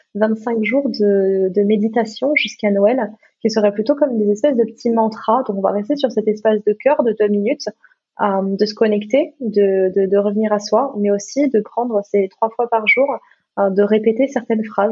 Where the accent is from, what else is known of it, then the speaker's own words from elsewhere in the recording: Gabon; l'iboga, qui est la médecine de mon, de mon pays, parce que je suis née, je suis née au Gabon